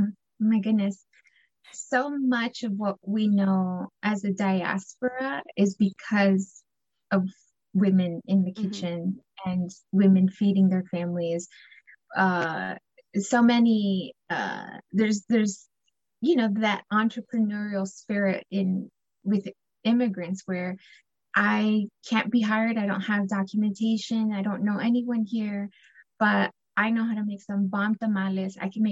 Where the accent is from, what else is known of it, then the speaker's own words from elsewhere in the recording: El Salvador; I just knew we're from El Salvador because we eat plátanos, frijoles, queso duro, y pan francés, you know?